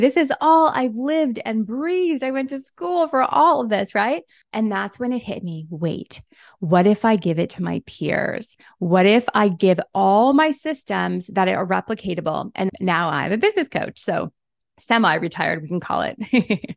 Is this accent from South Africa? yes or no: no; Canada; also born or lived in Toronto; I am Canadian. I'm in Toronto